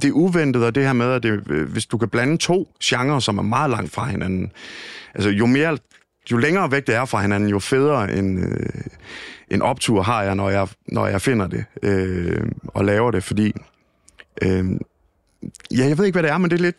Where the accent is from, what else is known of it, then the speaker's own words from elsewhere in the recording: Thisted, North Denmark Region, Denmark; den gode gamle Radio Ty i Tisted, hvor jeg kommer fra